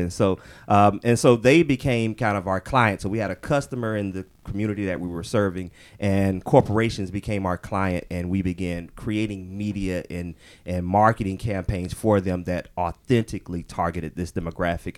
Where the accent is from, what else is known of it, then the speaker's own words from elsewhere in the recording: Orlando, Florida, United States; moved away as an adult; now in Atlanta, United States; I actually was born and raised in Orlando